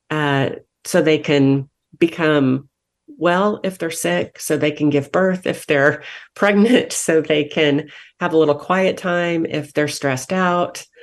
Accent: Wichita, Kansas, United States; moved away as an adult; now in Wake County, United States; I came from Wichita, Kansas. I was born and raised, born and raised there.

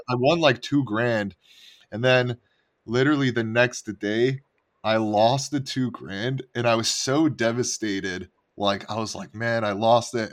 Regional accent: Montreal, Quebec, Canada; moved away; I'm originally from Canada

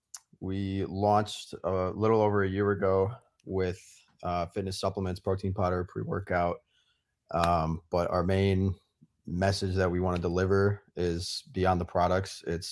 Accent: Vernon Hills, Illinois, United States; I grew up kind of near Jason in a suburb of Chicago called Vernon Hills and lived there my whole life.

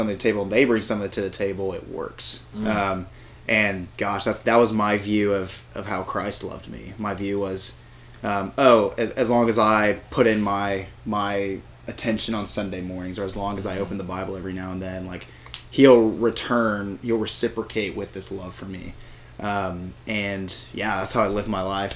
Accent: San Antonio, Texas, United States; I'm from San Antonio

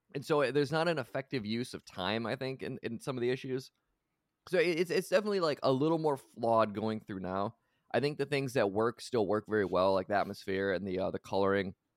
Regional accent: United States; I am from the United States.

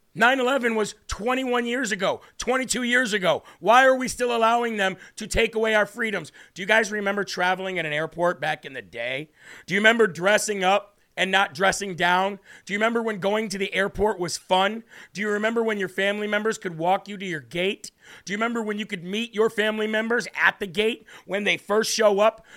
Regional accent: United States; as an American

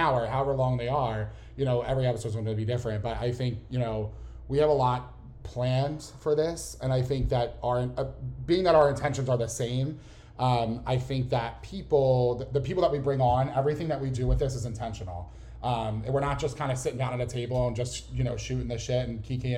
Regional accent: Philadelphia, Pennsylvania, United States; accent: Philly; I grew up in Philly, born and raised. I don't know if you could tell by my thick Philly accent

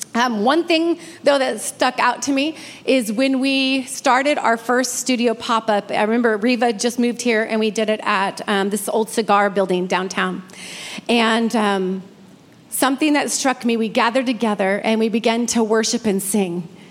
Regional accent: Redding, California, United States; moved away; I'm from Redding

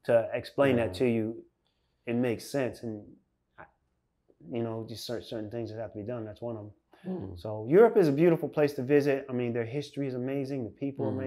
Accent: Farmingdale, New Jersey, United States; moved away as an adult; also born or lived in Neptune, New Jersey / Germany; coming from where I came from, Farmingdale, I was born in Farmingdale, New Jersey.

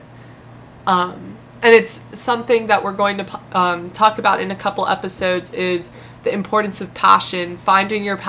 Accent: Tampa, Florida, United States; moved away as an adult; now in Chapel Hill, United States; I'm from Tampa, Florida, which all of my friends here at UNC would say that one of my pillars is being from Florida

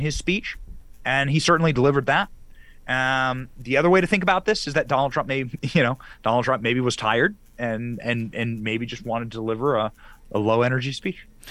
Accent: Iowa, United States; I grew up in Iowa

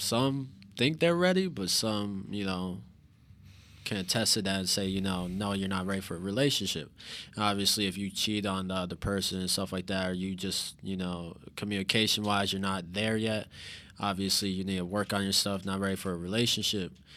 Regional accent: St. Louis, Missouri, United States; moved away as an adult; also born or lived in Carbondale, Illinois; now in Joliet, United States; I'm from Saint Louis. I literally just moved here, uh, like three days ago to Joliet.

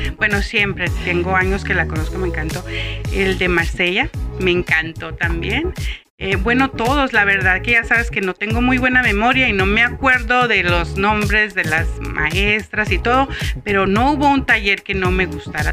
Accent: Tijuana, Baja California, Mexico; soy de Tijuana, Baja California

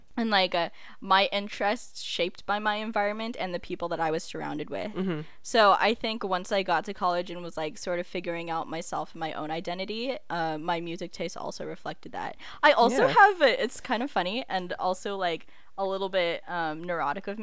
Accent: United States; also born or lived in Philippines (ancestry); we're American

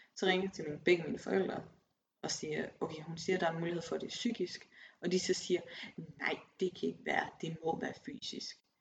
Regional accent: Aarhus, Central Denmark Region, Denmark; moved away as an adult; also born or lived in Copenhagen; En kæmpe by i forhold til Aarhus, hvor jeg kommer fra.

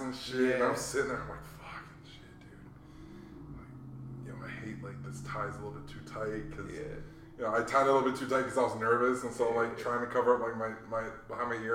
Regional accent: Hawaii, United States; now in Arizona, United States; I grew up in Hawaii.

